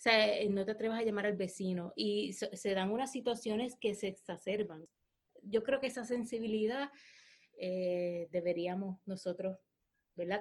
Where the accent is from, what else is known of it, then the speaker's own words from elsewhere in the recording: Puerto Rico; also born or lived in Hawaii / United States; yo soy puertorriqueña, porque amo Puerto Rico